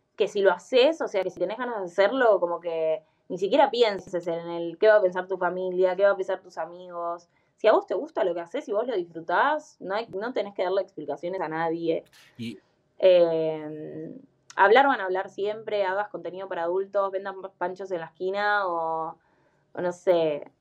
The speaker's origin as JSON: {"language": "Spanish", "region": "Buenos Aires", "country": "Argentina", "said": "Yo soy de Capital Federal"}